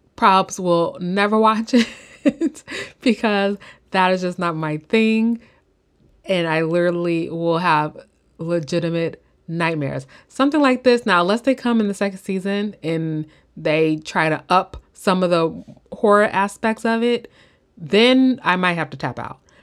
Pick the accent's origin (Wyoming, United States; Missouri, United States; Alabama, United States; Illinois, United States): Illinois, United States; now in California, United States; I'm from Illinois, and we do have those towns in, um, Illinois, like, Southern Illinois